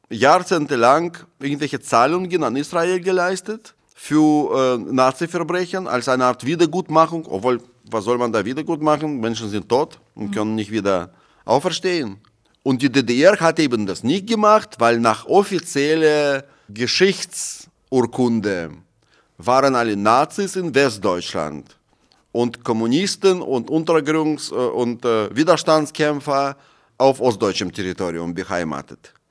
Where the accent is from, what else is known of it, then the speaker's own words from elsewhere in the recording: Moscow, Russia; Ich habe in einer VR-Brille bei Google Maps eingegeben meine Straße in Moskau, wo ich aufgewachsen bin und mein Haus.